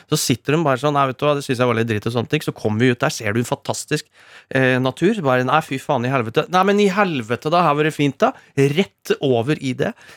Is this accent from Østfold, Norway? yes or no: yes; Rakkestad, Østfold, Norway; moved away; Rakstad, mitt hjemsted